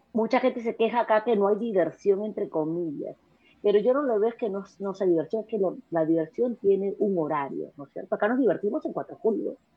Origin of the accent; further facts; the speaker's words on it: Peru; moved away as an adult; also born or lived in New York; now in United States; yo nací en el Perú, eh, me crié en el Perú